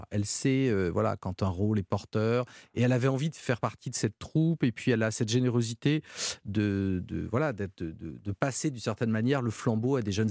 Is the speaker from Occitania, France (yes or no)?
no; Hauts-de-France, France; accent: northern French; mais non, je veux pas l'accent belge j'ai l'accent du Nord, je veux l'accent de Marseille.